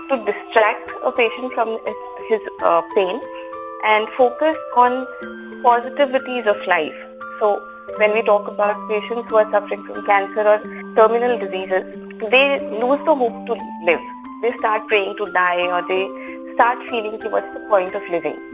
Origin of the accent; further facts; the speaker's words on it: Haryana, India; also born or lived in Kathmandu, Nepal; मैं हरियाणा से हूँ और मैं काठमांडू में पैदा हुई थी